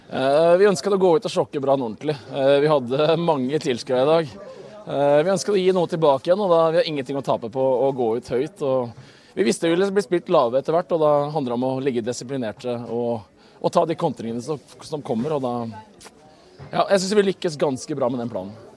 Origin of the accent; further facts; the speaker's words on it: Bærum, Akershus, Norway; moved away; jeg er fra Bærum